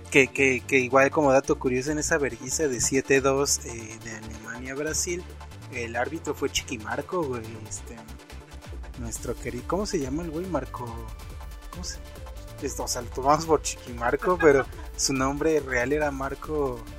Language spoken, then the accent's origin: Spanish; Mexico